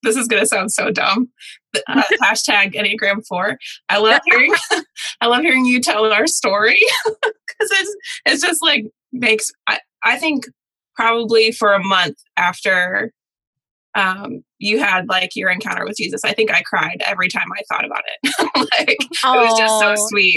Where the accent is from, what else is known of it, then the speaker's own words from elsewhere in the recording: Michigan, United States; now in Nashville, United States; I'm originally from Michigan, which is why I don't have a Southern accent.